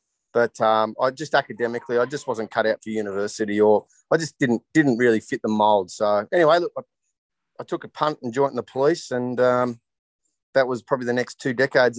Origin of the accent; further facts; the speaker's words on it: Canberra, Australian Capital Territory, Australia; moved away as an adult; now in Ballina, Australia; I'm born and bred in Canberra. I left Canberra about 22 years of age to 23, sorry, to join the police.